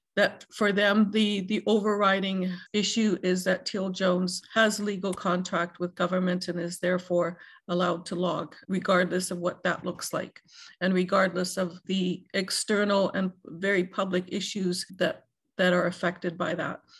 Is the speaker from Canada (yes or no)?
yes; Canada; as a Canadian citizen